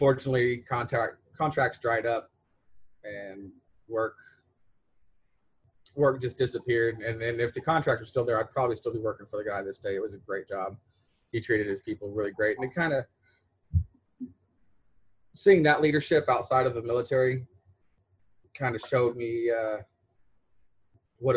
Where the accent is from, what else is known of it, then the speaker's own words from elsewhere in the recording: Beeville, Texas, United States; also born or lived in Corpus Christi, Texas / San Diego, California / Tyler, Texas; Got married in my hometown of Beeville